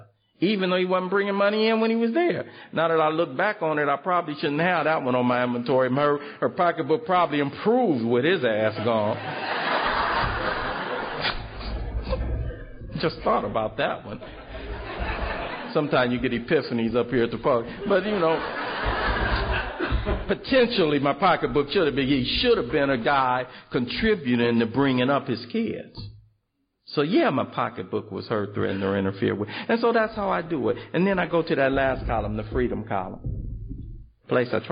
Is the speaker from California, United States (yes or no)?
yes; Los Angeles, California, United States; I come from South Central Los Angeles